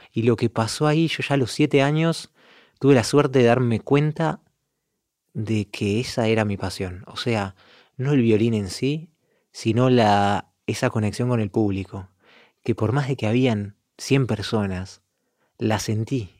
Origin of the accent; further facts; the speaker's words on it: Montevideo, Uruguay; moved away as an adult; also born or lived in Milan, Italy / Vienna, Austria; now in Italy; creciendo en Uruguay, como todos los músicos de Uruguay